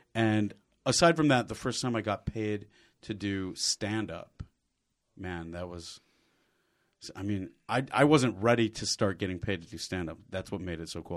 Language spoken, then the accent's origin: English; Michigan, United States; moved away as an adult; also born or lived in Bloomington, Indiana; I grew up in Michigan